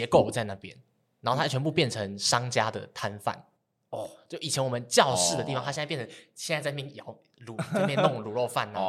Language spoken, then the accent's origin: Chinese; Alishan, Chiayi County, Taiwan; 我在嘉义阿里山长大，这样子。